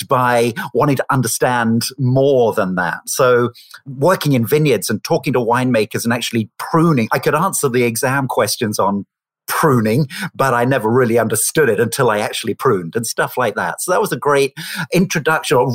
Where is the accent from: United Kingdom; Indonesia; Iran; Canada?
United Kingdom; Oxford, South East England; I grew up in the United Kingdom in Oxford